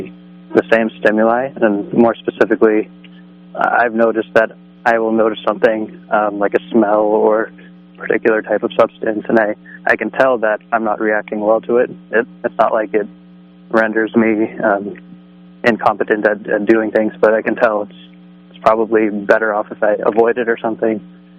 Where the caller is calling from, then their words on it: East Coast, United States; I'm from the East Coast.